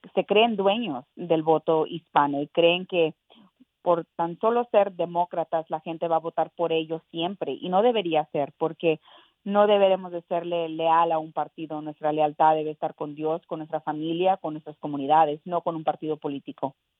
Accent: Mexico; also born or lived in Texas; now in United States; yo nací en México, orgullosa, orgullosa de, de ser eh, eh, mexicana americana

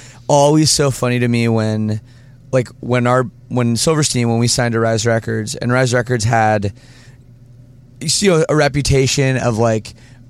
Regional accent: Ontario, Canada; now in Windsor, Canada; I'm from Ontario

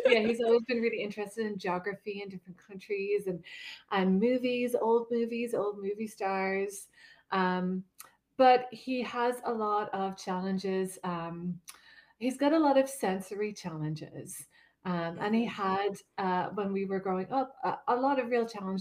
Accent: Ireland; moved away; I'm originally from Ireland

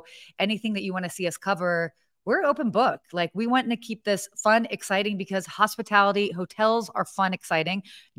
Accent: Atlanta, Georgia, United States; also born or lived in Pennsylvania / Saudi Arabia / London; now in Los Angeles, United States; So I was born in Pennsylvania, but I grew up living in Saudi Arabia, London, England, Atlanta, Georgia. Got a little bit of that dirty South in me.

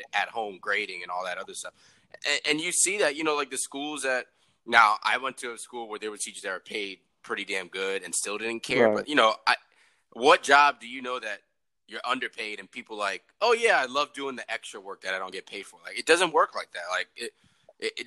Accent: New York, United States; moved away as an adult; now in Atlanta, United States; I'm in Atlanta now. I'm from New York, but I just moved down to Atlanta this past November

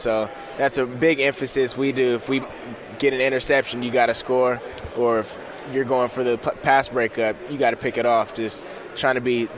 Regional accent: Corona, California, United States; Corona, California. So probably 40 minutes from here

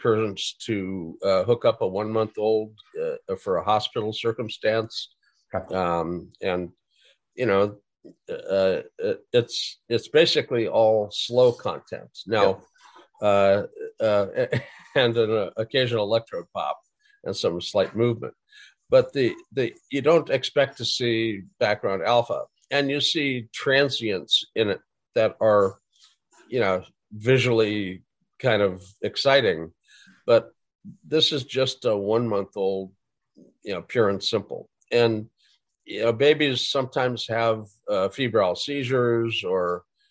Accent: Fargo, North Dakota, United States; I grew up in Fargo.

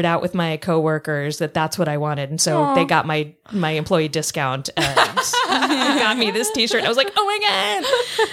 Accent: the South, United States; I'm from the South

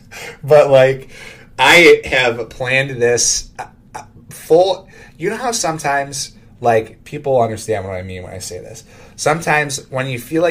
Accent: Greece, New York, United States; I grew up in Greece, New York

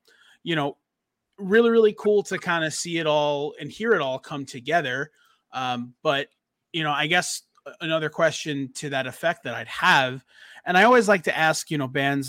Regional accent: New York, United States; you know, Mikey and I were spoiled, you know, growing up near Manhattan where you could just take a train into the city

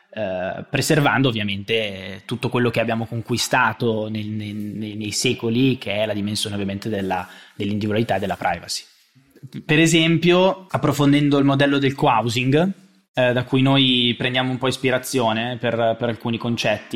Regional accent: Monza, Lombardy, Italy; also born or lived in Milan; io sono di Monza, ma eh, conosco e ho sempre vissuto a Milano

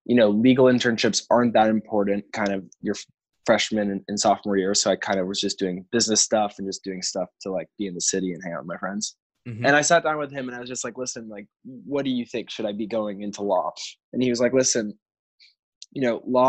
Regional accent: New York City, New York, United States; also born or lived in Chicago; So I grew up in New York City.

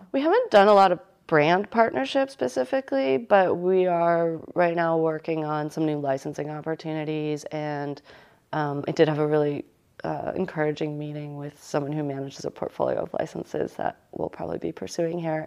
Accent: United States; we're, we're from Connecticut and New York

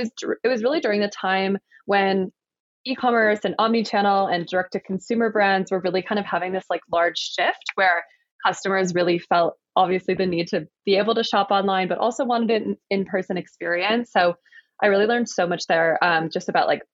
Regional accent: Michigan, United States; moved away as an adult; now in Colorado, United States; I grew up in Michigan and I've lived in Colorado for about 3.5 years now.

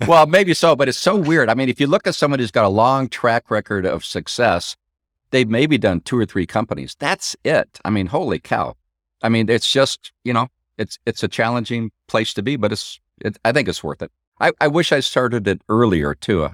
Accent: Midwest, United States; I'm from the Midwest

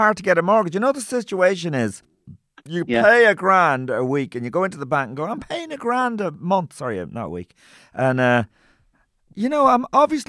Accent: Meath, Leinster, Ireland; also born or lived in Tuam, County Galway / Kildare / Mayo; from 4, I was in Meath and then Kildare from 15 to 18 when I left home.

